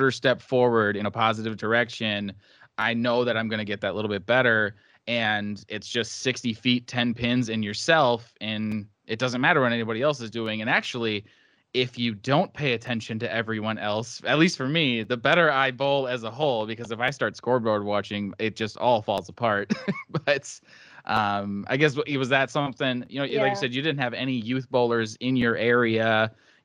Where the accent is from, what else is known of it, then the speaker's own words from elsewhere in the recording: central Wisconsin, United States; lived in central Wisconsin his whole life